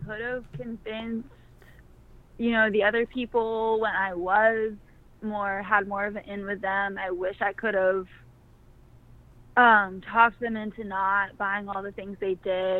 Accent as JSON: {"language": "English", "town": "Worcester", "region": "Massachusetts", "country": "United States", "tie": "born or raised there", "also_born_or_lived": "Mission Viejo, California", "said": "I was born out here in California, in Mission Viejo, but I grew up on the East Coast, kind of near Boston."}